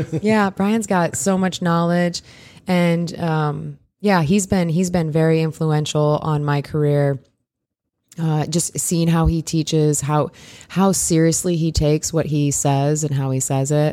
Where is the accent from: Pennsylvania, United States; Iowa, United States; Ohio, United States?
Iowa, United States; I'm a Midwest girl. I grew up in Iowa, so I grew, and I grew up in a really small town